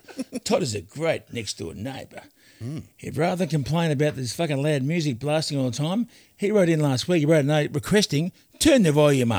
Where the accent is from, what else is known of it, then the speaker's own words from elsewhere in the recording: Tasmania, Australia; I am from Tasmania.